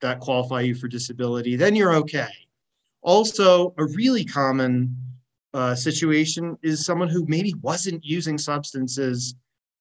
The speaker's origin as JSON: {"language": "English", "region": "Washington", "country": "United States", "said": "I'm from Washington State"}